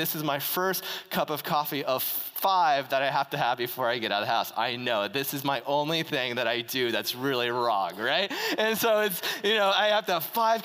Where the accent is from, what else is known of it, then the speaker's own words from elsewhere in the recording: Greeley, Colorado, United States; I'm from Greeley